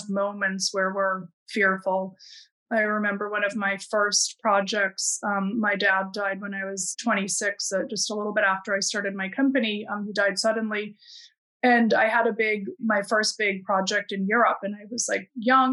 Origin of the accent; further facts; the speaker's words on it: Midwest, United States; I grew up in the Midwest